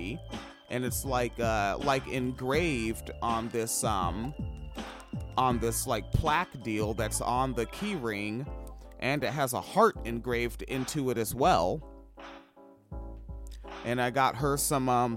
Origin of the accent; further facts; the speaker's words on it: Washington, United States; moved away; also born or lived in Midwest; growing up in Washington State.